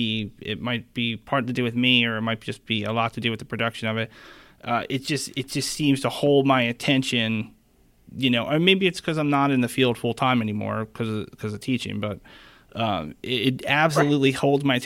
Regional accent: Pennsylvania, United States; moved away; also born or lived in South Carolina; I'm from Pennsylvania, and I moved to South Carolina.

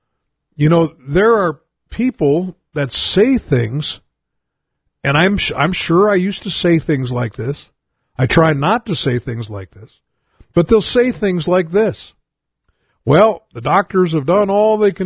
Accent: United States; being an American

